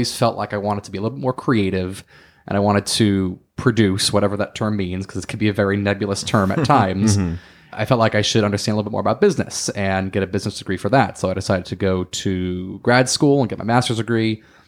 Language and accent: English; Florida, United States; also born or lived in New York / New Jersey; So I am from the East Coast initially. I was born in New York. I was raised in Florida. I spent some time in Jersey, kind of bounced up and down the East Coast for most of my life.